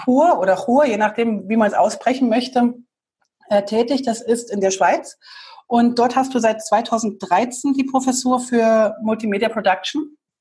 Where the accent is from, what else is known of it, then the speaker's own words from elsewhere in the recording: Berlin, Germany; wir sind beide aus Berlin.